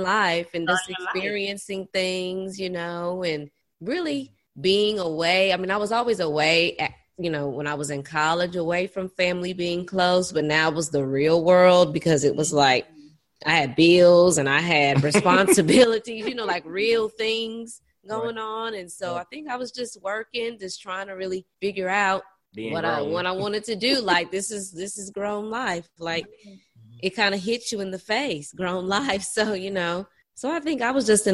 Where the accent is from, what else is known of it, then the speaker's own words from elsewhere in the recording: Los Angeles, California, United States; moved away as an adult; also born or lived in Alabama / Beaumont, Texas; I grew up in California, in Los Angeles.